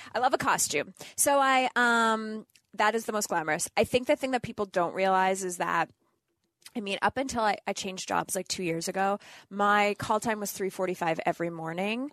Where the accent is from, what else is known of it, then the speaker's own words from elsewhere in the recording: Northern Canada, Canada; moved away; I grew up in Northern Canada